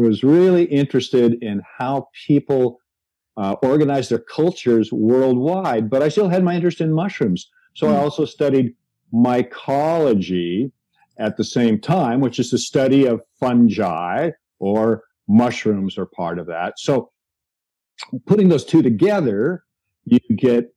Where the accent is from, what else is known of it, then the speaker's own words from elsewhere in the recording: Seattle, Washington, United States; I grew up in Seattle, and in Seattle, we have a maritime climate